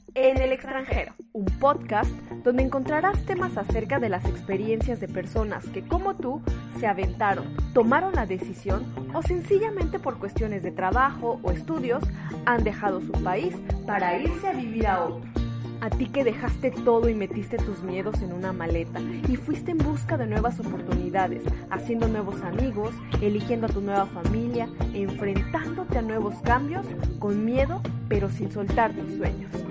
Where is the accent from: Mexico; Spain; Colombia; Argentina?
Mexico; moved away; soy una mexicana en el extranjero.